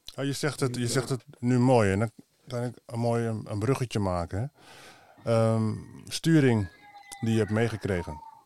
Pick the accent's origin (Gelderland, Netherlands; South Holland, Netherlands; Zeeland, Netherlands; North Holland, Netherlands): North Holland, Netherlands; Amsterdam; geboren in Amsterdam, van Surinaamse afkomst